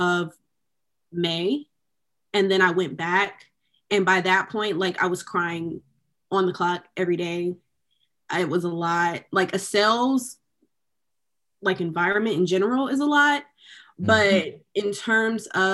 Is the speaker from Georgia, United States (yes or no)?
yes; Decatur, Georgia, United States; moved away as an adult; also born or lived in Dallas, Texas; I'm from Decatur, Georgia. I went to a predominantly Black high school. I grew up in a predominantly Black community my entire life